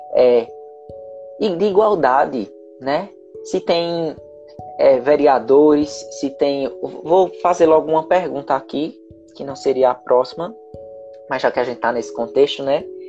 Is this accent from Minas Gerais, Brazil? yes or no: no; Caruaru, Pernambuco, Brazil; eu moro em Caruaru